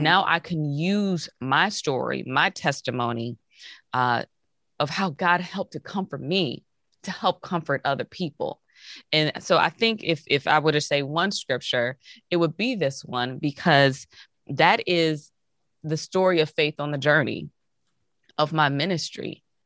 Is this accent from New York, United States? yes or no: no; Hazel Crest, Illinois, United States; also born or lived in Iowa City, Iowa / Chicago, Illinois; I was born in Hazelcrest, Illinois. It's a south suburb outside of Chicago